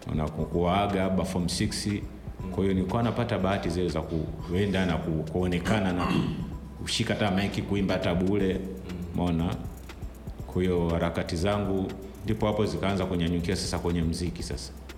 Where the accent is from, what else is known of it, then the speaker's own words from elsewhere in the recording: Dar es Salaam, Tanzania; also born or lived in Ilala / Temeke; Nimezaliwa hospitali ya Mwimbili hapa Dar es Salaam